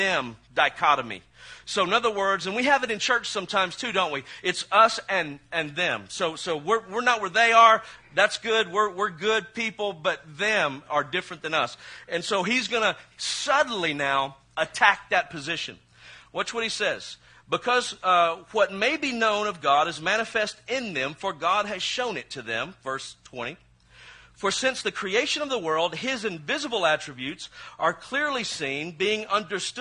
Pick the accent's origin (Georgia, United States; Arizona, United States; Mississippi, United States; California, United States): Mississippi, United States; I'm from Mississippi